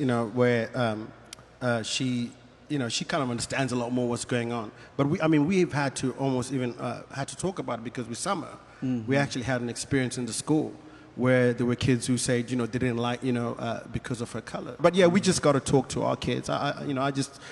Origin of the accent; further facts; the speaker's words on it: Zimbabwe; moved away as an adult; also born or lived in South Africa / Manchester, United Kingdom / Germany; now in United States; So I grew up in Zimbabwe. That's where I did my school